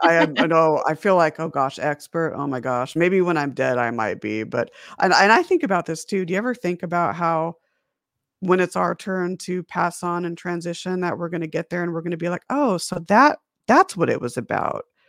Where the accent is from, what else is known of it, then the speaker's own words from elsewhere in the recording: Las Vegas, Nevada, United States; also born or lived in Huntington Beach, California; I was born in Huntington Beach, California, which is a little beach town, uh, about an hour north of San Diego. lived there for about a year, and then my mom, dad, and I moved out to Las Vegas, Nevada